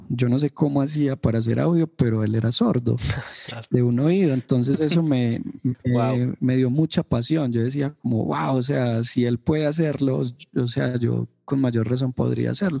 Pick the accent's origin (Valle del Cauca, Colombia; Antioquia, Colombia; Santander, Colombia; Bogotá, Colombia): Antioquia, Colombia; Medellín; yo soy de la ciudad de Medellín, Colombia, eh, soy paisa, como nos suelen decir a los ciudadanos de Medellín.